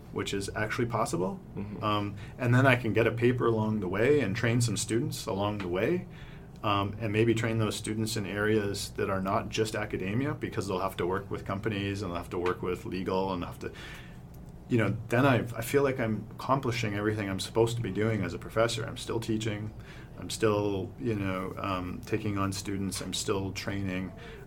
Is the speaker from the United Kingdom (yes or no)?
no; Brantford, Ontario, Canada; I grew up in Brantford, just down the way